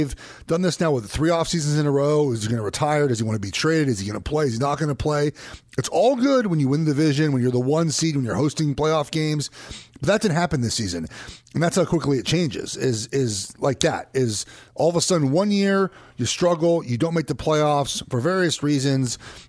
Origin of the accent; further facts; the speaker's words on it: Los Angeles, California, United States; Because I grew up in Los Angeles, and I got to watch Dodger games, right?